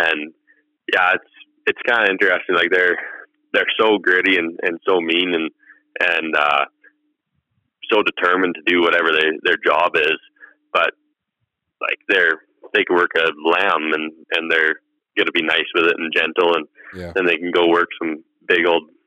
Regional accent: Southern Alberta, Canada; I'm from Southern Alberta.

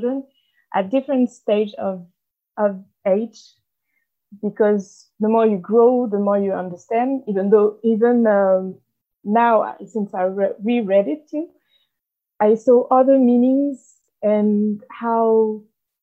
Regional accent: Paris, Île-de-France, France; moved away as an adult; also born or lived in near Toulouse; now in Toulouse, France; I'm initially from Paris, but I am right now I'm living near Toulouse

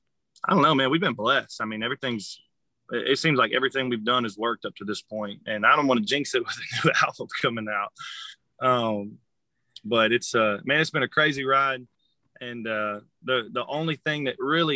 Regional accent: Conroe, Texas, United States; also born or lived in Austin / Nashville; I grew up in Conroe

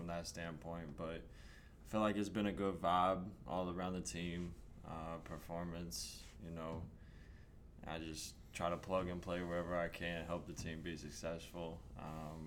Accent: Arkansas, United States; I grew up in a town of 1,100 people.

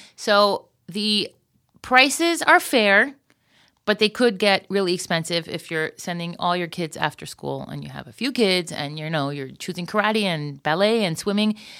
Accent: Florida, United States; moved away as an adult; now in Israel; I was from Florida

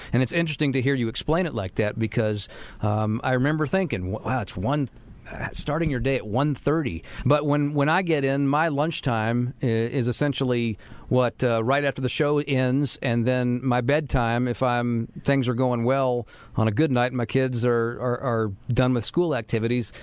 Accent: Charlotte, North Carolina, United States; I grew up in Charlotte, so I know exactly how things were to me back in 1987

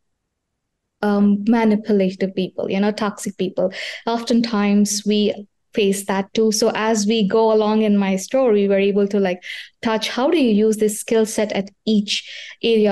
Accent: India; now in Pennsylvania, United States; I was born in India

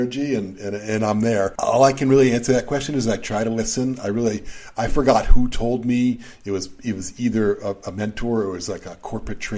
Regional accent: Boston, Massachusetts, United States; I was very young when I was growing up in Boston

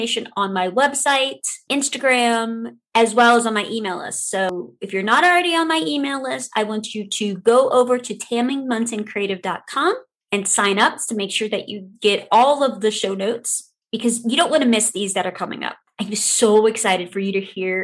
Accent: New Orleans, Louisiana, United States; now in North Iowa, United States; I was born and raised in New Orleans, Louisiana

